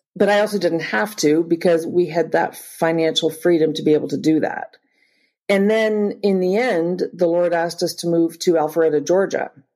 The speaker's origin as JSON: {"language": "English", "region": "Northern Ontario", "country": "Canada", "tie": "born or raised there", "also_born_or_lived": "Springfield, Missouri", "said": "I'm Canadian and I grew up in Northern Ontario"}